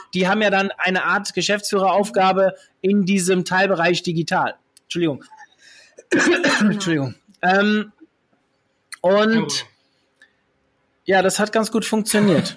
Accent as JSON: {"language": "German", "region": "Hesse", "country": "Germany", "said": "Ich bin waschechter Hesse"}